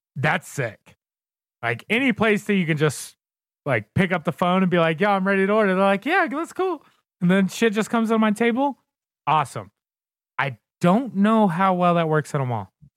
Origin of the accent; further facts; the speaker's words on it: Southern Indiana, United States; now in Colorado, United States; I am originally from Southern Indiana. Uh, pretty much right across, well, I can't say pretty much. I was directly across the river from Louisville, Kentucky, and grew up right on the Ohio River.